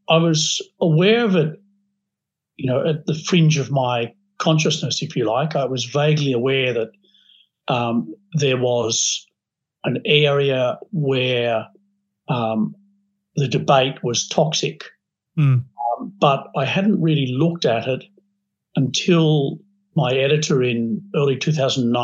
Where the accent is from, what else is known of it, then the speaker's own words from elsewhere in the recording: Australia; I'm an Australian journalist